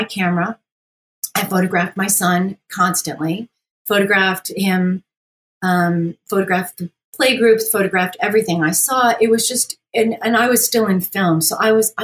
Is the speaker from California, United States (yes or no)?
no; Utica, New York, United States; I'm from Utica, New York.